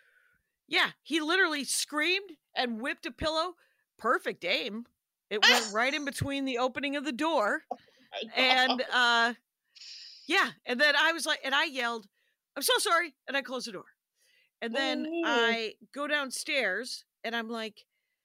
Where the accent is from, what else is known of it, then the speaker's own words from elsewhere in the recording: Wisconsin, United States; I'm from Wisconsin, so I've had a lot of sauerkraut in my life